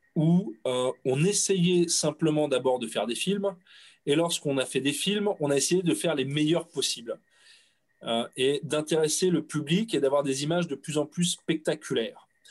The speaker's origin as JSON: {"language": "French", "country": "France", "said": "Mes parents sont français, mes grands-parents sont français, mes arrière-grands-parents sont français. Tu me demandes mon origine. Je suis français"}